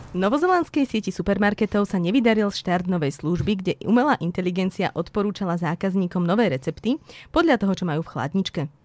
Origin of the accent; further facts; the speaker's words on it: Trebišov, Košice Region, Slovakia; now in Bratislava, Slovakia; Ja som sa narodila v Trebišove a teraz žijem v Bratislave